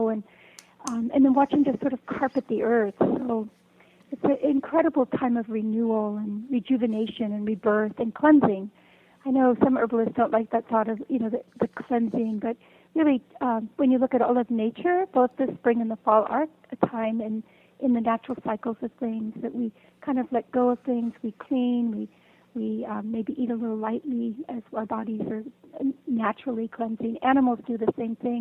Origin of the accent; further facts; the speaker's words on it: West Coast, United States; moved away; I grew up on the West Coast